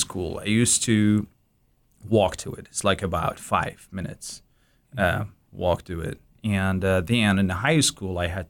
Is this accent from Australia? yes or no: no; Baghdad, Baghdad Governorate, Iraq; born there; English is a second language; I was born in Baghdad in Zayouna. This is one of the places that a lot of engineers, officers, doctors, live there.